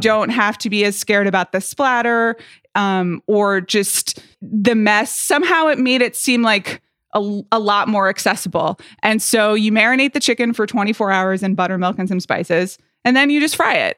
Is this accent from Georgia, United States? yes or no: yes; Atlanta, Georgia, United States; moved away; growing up in Atlanta, Georgia